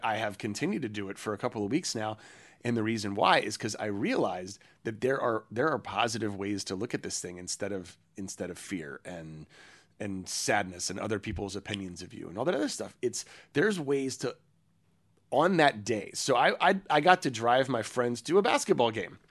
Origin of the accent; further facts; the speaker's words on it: United States; we're from the States